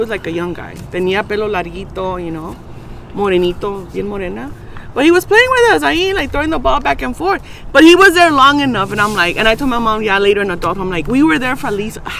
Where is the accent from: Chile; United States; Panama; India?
United States; Los Angeles, California; over there where I grew up in South Central?